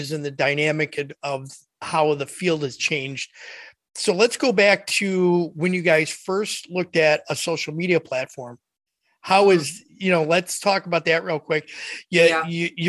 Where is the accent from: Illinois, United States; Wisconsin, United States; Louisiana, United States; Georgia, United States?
Illinois, United States; Chicago; where I grew up at in the Chicago area